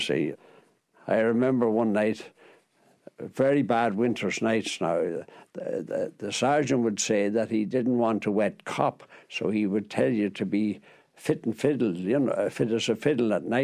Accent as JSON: {"language": "English", "town": "Ballyshannon", "region": "Ulster", "country": "Ireland", "tie": "born or raised there", "also_born_or_lived": "New York", "moved": "as an adult", "said": "I was born in Ballyshannon, in County Donegal, in Bishop Street in Ballyshannon"}